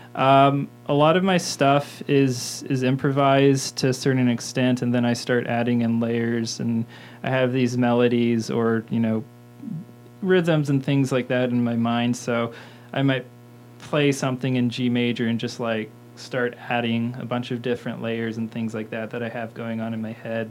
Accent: Mitchell, Indiana, United States; also born or lived in Bloomington, Indiana; I was born in Bloomington and raised in Mitchell, Indiana, um, like 40 minutes south of here

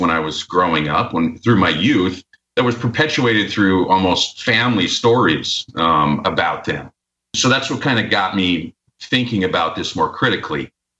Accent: Minot, North Dakota, United States; now in Austin, United States; I'm from Minot. I was raised there. And growing up, I had lots of friends who were in the military because the town was very small. It's very northern North Dakota by the Canadian border, essentially.

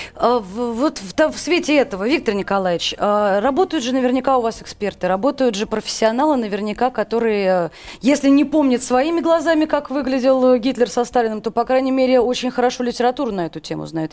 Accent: Moscow, Russia; Все мы, в общем, москвичи

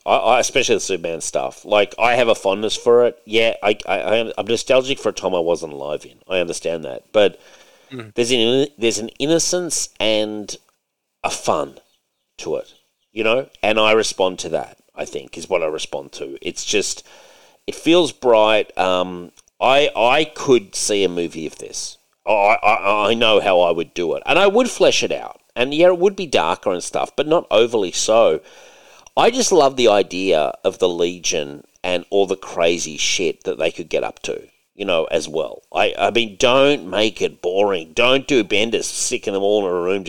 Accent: Australia; As an Aussie

